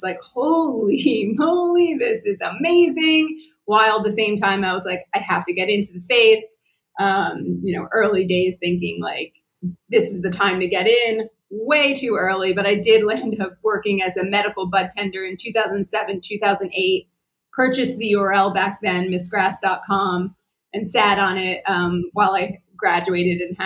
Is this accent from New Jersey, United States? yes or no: yes; New Jersey, United States; moved away as an adult; also born or lived in California; my early days growing up in Jersey